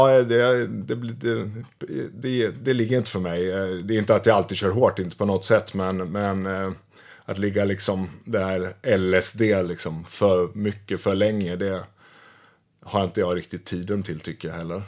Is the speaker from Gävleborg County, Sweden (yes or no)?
no; Västervik, Kalmar County, Sweden; moved away; jag kommer från Småland, från Västervik och när jag växte upp då